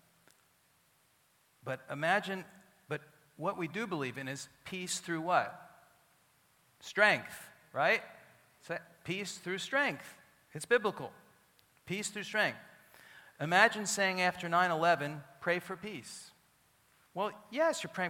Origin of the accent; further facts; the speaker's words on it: Philadelphia, Pennsylvania, United States; I grew up in Philadelphia